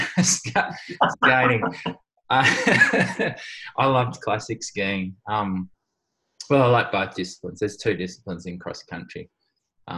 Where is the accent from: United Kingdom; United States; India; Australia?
Australia; Sydney, New South Wales; In Wirunga in Sydney